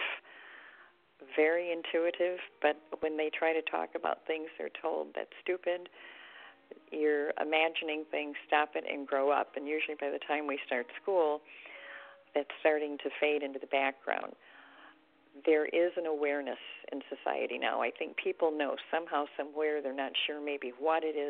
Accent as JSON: {"language": "English", "town": "Detroit", "region": "Michigan", "country": "United States", "said": "I'm from the Detroit area"}